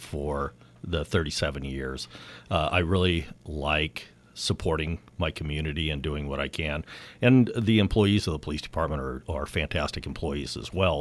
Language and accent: English; Napa, California, United States; I was born and raised here